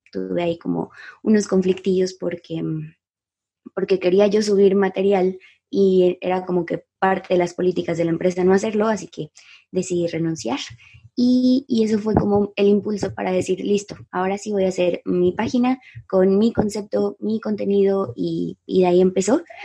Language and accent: Spanish; Guadalajara, Jalisco, Mexico; moved away as an adult; also born or lived in San Pancho, Nayarit; yo nací en Guadalajara y pues aquí, nacida y crecida